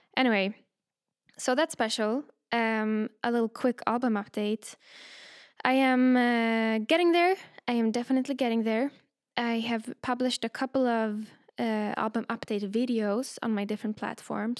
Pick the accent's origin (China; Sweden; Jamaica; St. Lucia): Sweden; also born or lived in London, United Kingdom; now in Berlin, Germany; I grew up in Sweden